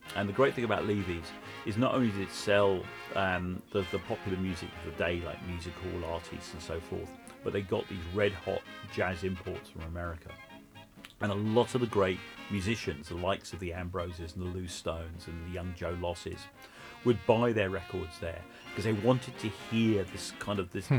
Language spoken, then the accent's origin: English; London, United Kingdom; So I grew up in Hendon in northwest London